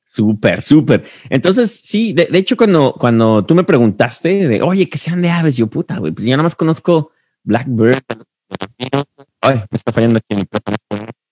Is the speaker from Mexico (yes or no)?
yes; Mexico; now in United States; como un mexicano que llegó a Estados Unidos